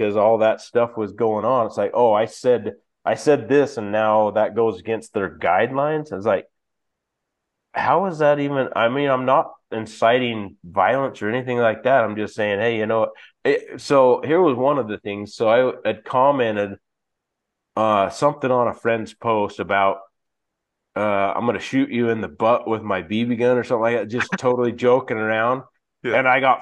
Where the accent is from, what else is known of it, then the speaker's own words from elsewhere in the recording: United States; my family was from Denmark, you know, on my dad's side, but it's like I'm American. I was born here